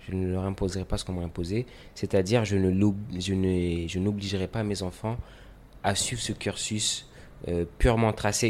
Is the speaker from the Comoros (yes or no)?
yes; Comoros; j'ai grandi au Comores dans, mon enfance, j'ai un peu voyagé, mais j'ai toujours été ici